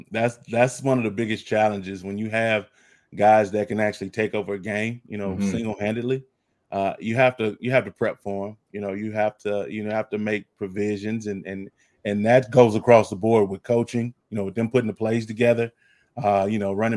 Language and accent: English; Texas, United States; I'm Texan all the way.